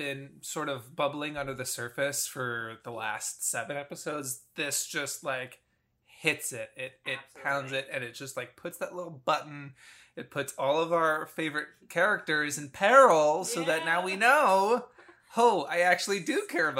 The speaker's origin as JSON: {"language": "English", "area": "Long Island", "region": "New York", "country": "United States", "said": "we're both from Long Island. We speak with our hands."}